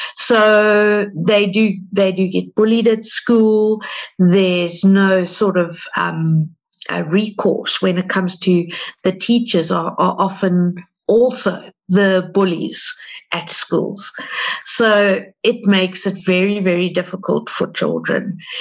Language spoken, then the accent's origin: English; South Africa; We're from South Africa